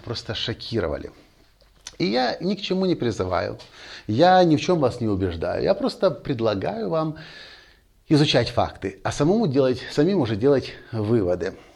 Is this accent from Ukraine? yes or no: yes; Ukraine; я родился в Украине, я украинец, я воспитан в национальном духе